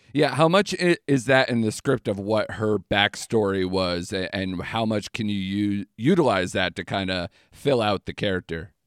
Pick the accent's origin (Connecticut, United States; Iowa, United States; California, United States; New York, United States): Connecticut, United States; I'm from Connecticut